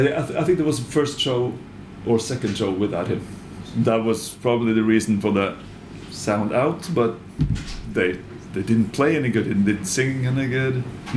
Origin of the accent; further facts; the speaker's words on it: Norway; born or raised there